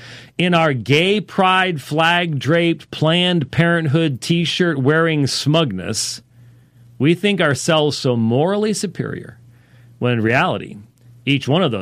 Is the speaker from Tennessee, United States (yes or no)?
no; Minneapolis, Minnesota, United States; born there; also born or lived in Pennsylvania; Anyway, I was born in Minneapolis, and I lived there in Pennsylvania.